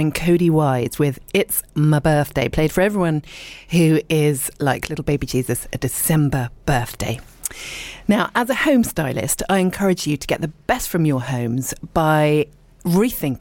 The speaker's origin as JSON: {"language": "English", "area": "Dorset", "region": "South West England", "country": "United Kingdom", "tie": "born or raised there", "also_born_or_lived": "Richmond, London / London", "moved": "yes", "said": "I was born in Richmond, and I lived and worked in London for a little bit, but I was actually brought up in Dorset"}